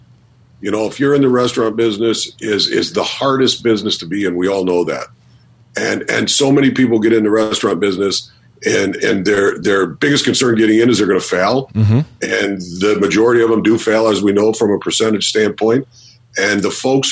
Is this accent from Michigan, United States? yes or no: yes; Detroit, Michigan, United States; moved away as an adult; also born or lived in Harrisburg, Pennsylvania; I was from Detroit, Michigan